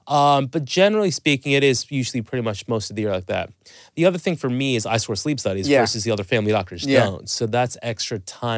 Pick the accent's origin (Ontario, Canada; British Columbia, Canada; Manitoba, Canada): Ontario, Canada; Toronto; So, I mean, I'm Canadian from Toronto.